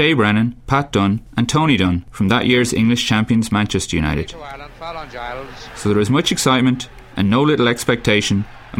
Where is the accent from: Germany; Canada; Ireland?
Ireland; moved away as an adult; now in Madrid, Spain; As soon as people hear I'm Irish